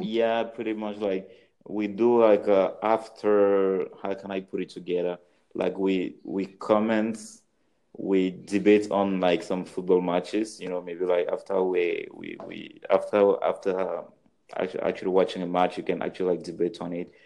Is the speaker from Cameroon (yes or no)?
yes; Cameroon; moved away; also born or lived in France; I'm from Cameroon